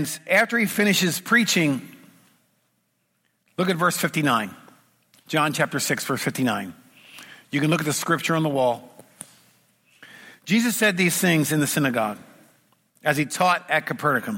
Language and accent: English; United States; I come from Washington